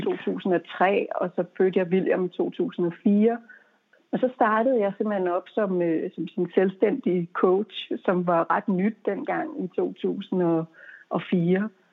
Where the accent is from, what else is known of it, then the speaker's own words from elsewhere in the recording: Denmark; moved away as an adult; also born or lived in United States; der var jeg hjemme i Danmark